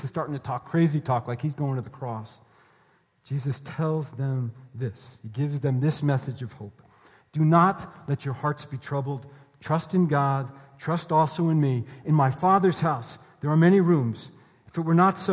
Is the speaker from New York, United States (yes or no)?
yes; New York, United States; moved away; I'm from New York.